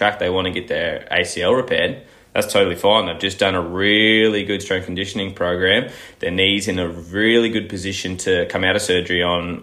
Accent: Gold Coast, Queensland, Australia; moved away as an adult; now in Melbourne, Australia; I'm originally from the Gold Coast, and that's where I've done all my studies

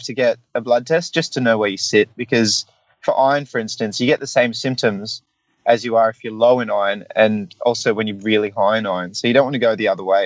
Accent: New South Wales, Australia; I'm a New South Welshman

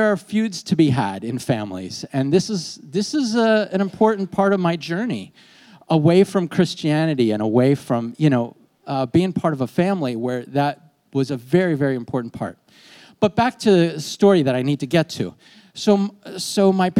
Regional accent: York, Pennsylvania, United States; moved away; I grew up in York, but I haven't been back here in years

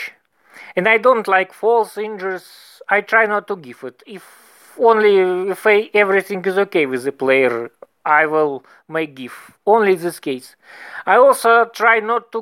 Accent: Moscow, Russia; English is a second language; I'm from Moscow

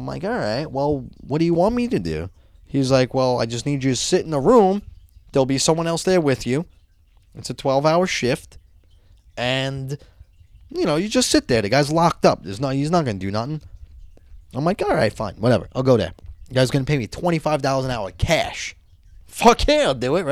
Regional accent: Brooklyn / Long Island, New York, United States; born or raised there

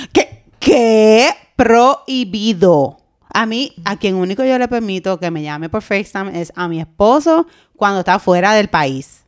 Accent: Puerto Rico; como buena boricua

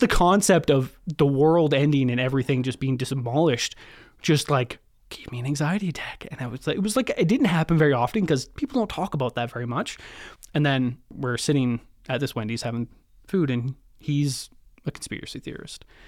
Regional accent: Kelowna, British Columbia, Canada; also born or lived in Prince George; Born in Prince George, you know, uh, small little town in the north. Pretty much moved to Kelowna, uh, right away. I lived in Kelowna for, till I was twenty-four

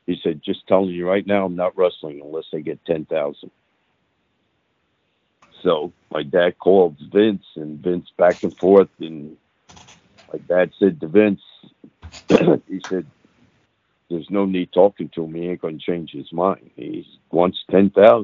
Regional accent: Parsippany, New Jersey, United States; my hometown, Persephone

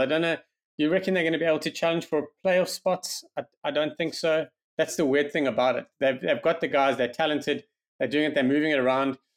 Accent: South Africa; as a South African

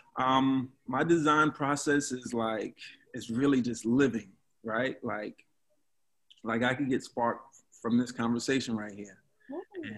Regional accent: New York City, New York, United States; I'm from Brooklyn. From Brooklyn

